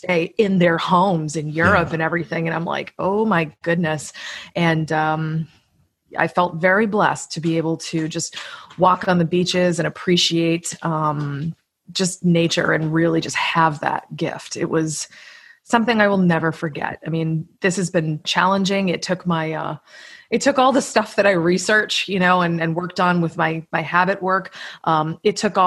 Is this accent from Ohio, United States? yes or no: no; Massachusetts, United States; moved away; I'm originally from Massachusetts in the United States